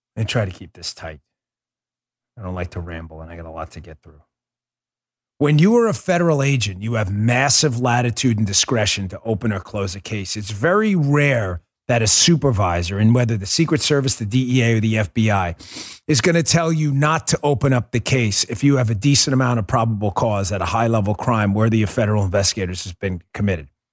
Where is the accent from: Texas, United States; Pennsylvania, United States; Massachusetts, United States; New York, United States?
New York, United States; also born or lived in Maryland; now in Florida, United States; Born in New York, lived in New York, lived in Maryland, but this will always be my home.